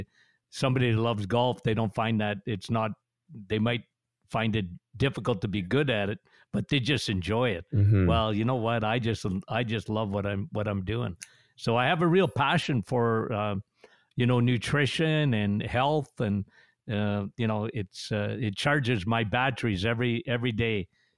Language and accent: English; Timmins, Ontario, Canada; Timmins, Ontario. Shania Twain and I.